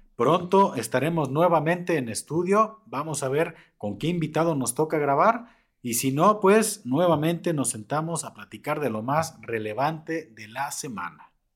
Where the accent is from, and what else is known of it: Mexico